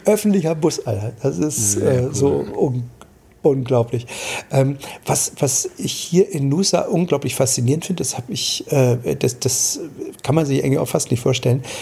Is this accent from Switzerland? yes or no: no; Germany; bei uns in Deutschland